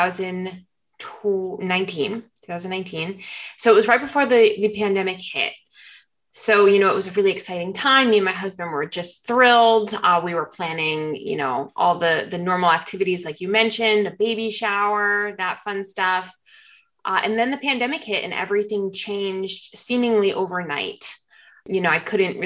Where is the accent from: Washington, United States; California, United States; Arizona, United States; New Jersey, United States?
New Jersey, United States; now in Florida, United States; We're originally from New Jersey